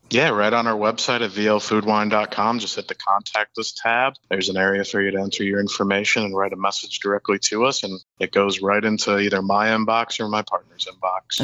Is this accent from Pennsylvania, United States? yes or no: no; Hollywood, Florida, United States; growing up in Hollywood my entire life and, you know, being a kid from South Florida